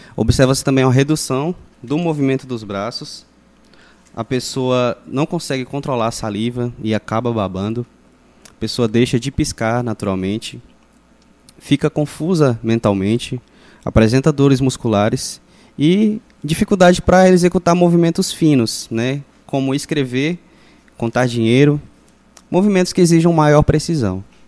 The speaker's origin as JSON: {"language": "Portuguese", "town": "Rondon do Pará", "region": "Pará", "country": "Brazil", "tie": "born or raised there", "said": "Nascido e criado em Rondon do Pará, estudei aqui, só fui embora depois que eu terminei o ensino médio"}